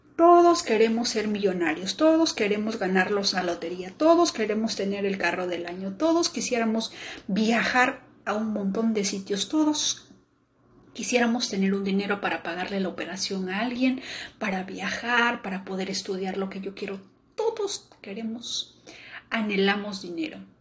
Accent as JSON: {"language": "Spanish", "country": "Peru"}